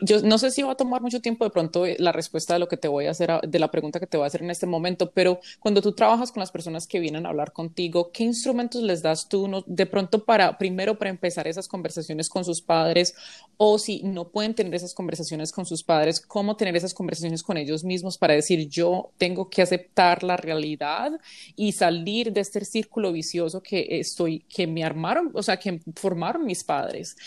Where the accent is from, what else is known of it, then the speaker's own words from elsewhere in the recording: Colombia; now in United States; yo soy una colombiana